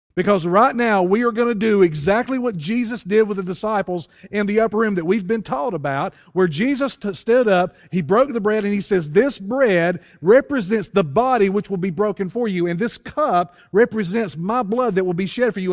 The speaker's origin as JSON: {"language": "English", "country": "United States", "tie": "born or raised there", "moved": "yes", "said": "if you go to my hometown, if you go to Wilkes County"}